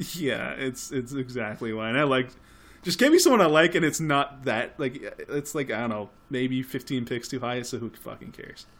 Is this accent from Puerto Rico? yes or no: no; Canada; we're Canadian